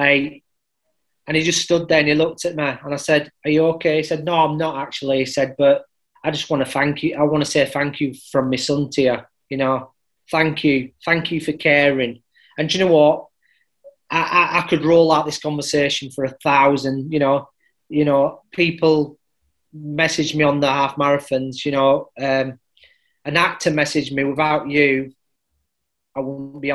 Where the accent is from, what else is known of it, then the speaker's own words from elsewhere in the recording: Halifax, Yorkshire and the Humber, United Kingdom; which was based in Halifax. It was born out in my hometown